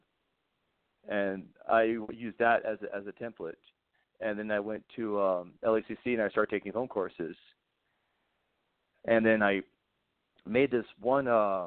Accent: Winston-Salem, North Carolina, United States; moved away as an adult; also born or lived in Wilmington, North Carolina; now in California, United States; I'm originally from North Carolina. I was born and raised in Winston-Salem, and I lived there my whole life

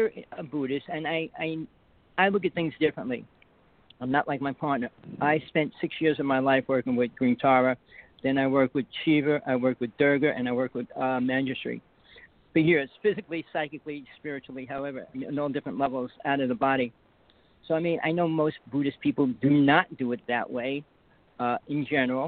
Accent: New Jersey, United States; accent: New Jersey; moved away as an adult; now in Hawaii, United States; I grew up in Jersey. I lived almost every part of Jersey in about 45 years.

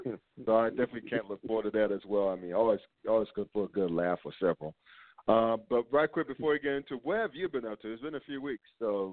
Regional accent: North Carolina, United States; now in Cincinnati, United States; I grew up in North Carolina

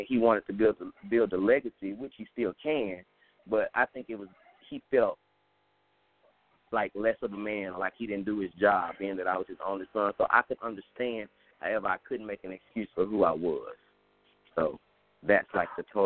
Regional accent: Cleveland, Mississippi, United States; I'm originally from Cleveland, Mississippi

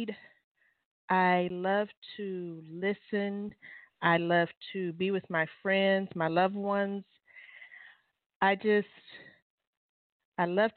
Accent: Irving, Texas, United States; I am from Irving, a little small black community called Bear Creek

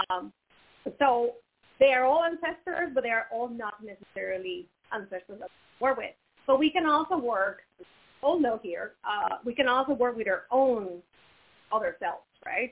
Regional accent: Mexico; moved away as an adult; also born or lived in Finland / United States / Canada / Brazil; growing up in Mexico, it was beautiful because I got to experience my culture

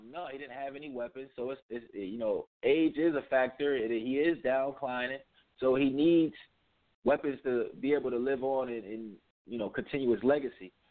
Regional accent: Connecticut, United States; I'm from Connecticut born and raised.

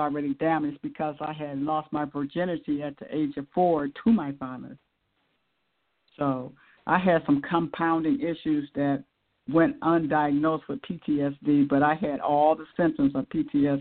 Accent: Akron, Ohio, United States; I grew up in Akron, Ohio

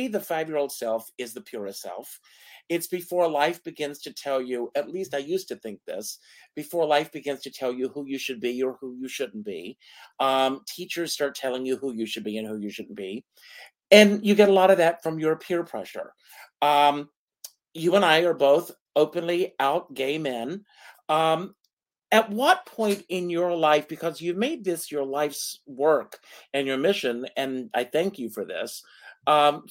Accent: South Carolina, United States; moved away as an adult; now in New York, United States; I grew up in the South in the 60s and the 70s. I moved to New York in 1979. At the age of 18.

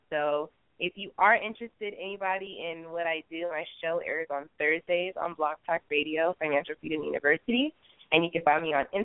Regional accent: Nigeria; also born or lived in California, United States; I'm Nigerian, mixed with California

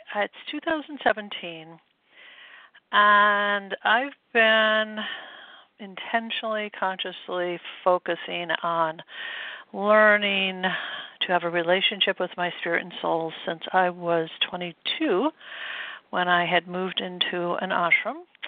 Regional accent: Midwest, United States; moved away as an adult; now in New England, United States; I grew up in the Midwest, and I came out east to go to school

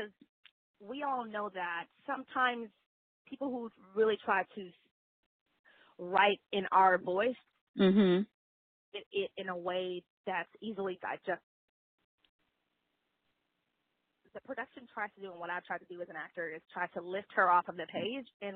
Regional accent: Bay Area, California, United States; also born or lived in Houston, Texas; my family migrated to the Bay Area when I was about 8 years old. So I've been here since third grade

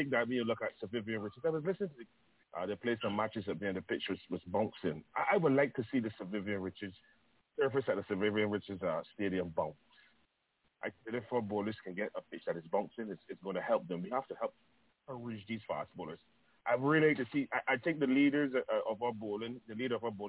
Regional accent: Barbados; I'm coming from Ellerslie Secondary.

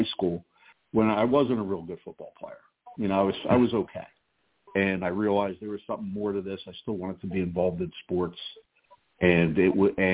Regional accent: Bucks County, Pennsylvania, United States; I grew up in Bucks County, Pennsylvania, outside of Philadelphia

